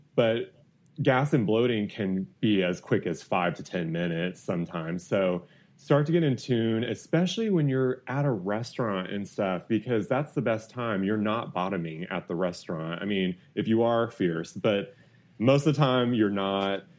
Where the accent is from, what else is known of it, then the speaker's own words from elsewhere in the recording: Houston, Texas, United States; I grew up in Houston